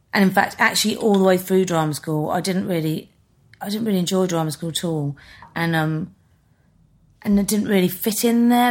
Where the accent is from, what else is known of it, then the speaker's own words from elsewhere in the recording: Birmingham, West Midlands, United Kingdom; moved away as an adult; now in London, United Kingdom; I grew up in Birmingham